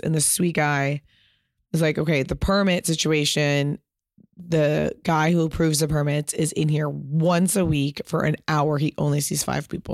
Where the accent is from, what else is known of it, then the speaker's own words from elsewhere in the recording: Pasadena, California, United States; I grew up in Pasadena